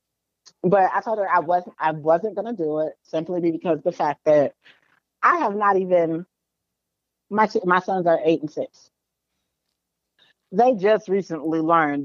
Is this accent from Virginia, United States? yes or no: yes; Rosemont, Virginia, United States; growing up in Cub Scouts, Rosemont VA